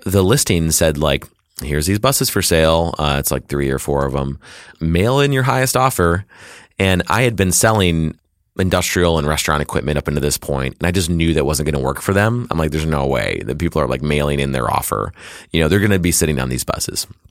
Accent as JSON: {"language": "English", "town": "Detroit", "region": "Michigan", "country": "United States", "tie": "born or raised there", "said": "I was born and raised in Detroit, Michigan, and, uh, I still live there"}